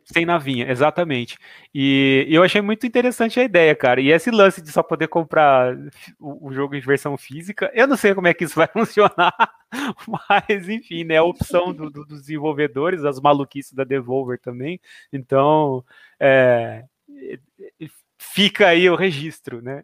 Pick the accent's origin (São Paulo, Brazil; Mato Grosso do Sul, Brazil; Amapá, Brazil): São Paulo, Brazil; Jaboticabal; now in Bauru, Brazil; Eu sou de Jaboticabal, que a gente, né, eu moro em Bauru hoje, mas eu sou de Jaboticabal